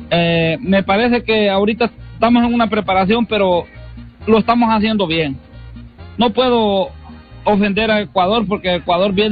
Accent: Morazán, El Salvador; born there; En Morazán

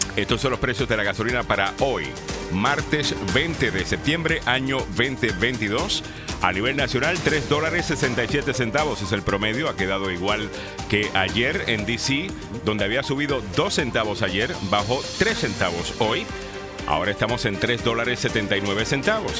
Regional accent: Puerto Rico; tú también eres puertorriqueño, igual, igual que yo

